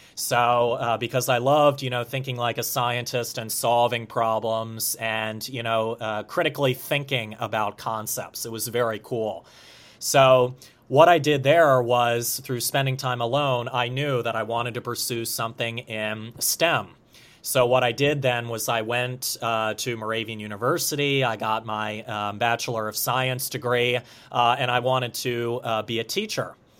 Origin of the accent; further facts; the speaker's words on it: Harleysville, Pennsylvania, United States; Harleysville, Pennsylvania